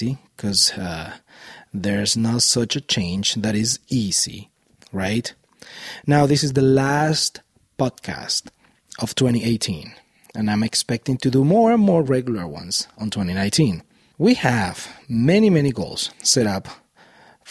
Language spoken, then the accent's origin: English; Venezuela; moved away as an adult; also born or lived in Miami, Florida, United States; now in Boulder Valley, Colorado, United States; I was born and raised in Venezuela until I was 21 years old. Then as a family, we moved to Miami, Florida in the United States